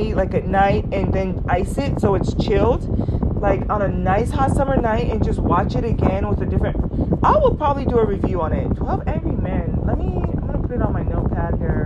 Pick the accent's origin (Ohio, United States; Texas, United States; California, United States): California, United States; Southern; I grew up in Southern California, kind of like low-key granola valley girl